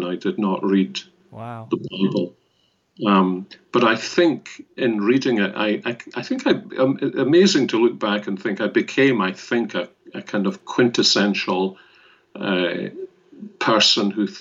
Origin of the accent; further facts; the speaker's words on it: Glasgow, Scotland, United Kingdom; I was born and brought up in Glasgow